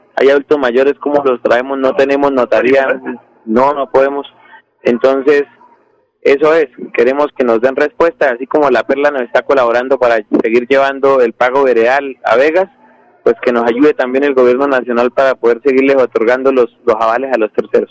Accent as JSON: {"language": "Spanish", "town": "Berlín", "region": "Santander", "country": "Colombia", "said": "en mi tierra, en Berlín"}